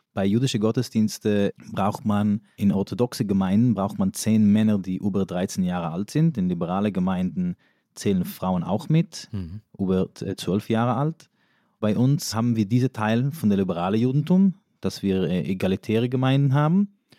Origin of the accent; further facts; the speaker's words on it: New York, United States; first language Yiddish; German is a second language; moved away as an adult; also born or lived in Israel / Berlin; now in Germany; Also ich bin in New York aufgewachsen. Englisch war aber erst meine dritte oder vierte Sprache